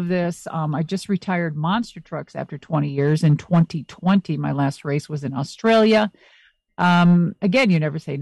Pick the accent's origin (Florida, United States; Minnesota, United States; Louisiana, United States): Minnesota, United States; I'm very close to Canada because I'm originally from Minnesota.